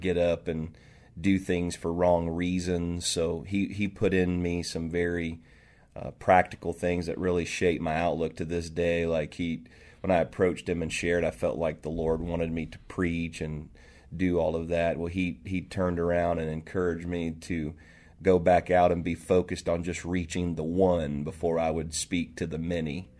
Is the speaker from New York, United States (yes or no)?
no; Marietta, Ohio, United States; also born or lived in Toledo, Ohio / the South; now in Seattle, United States; I was, uh, raised there